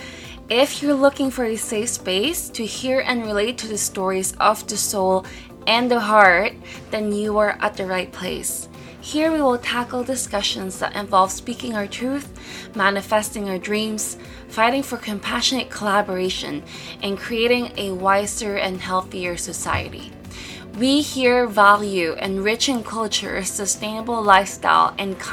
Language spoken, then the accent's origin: English; Toronto, Ontario, Canada; also born or lived in British Columbia; I'm from Toronto